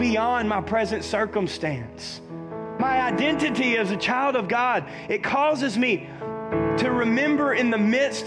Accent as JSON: {"language": "English", "region": "the South", "country": "United States", "tie": "born or raised there", "said": "I was raised in the South."}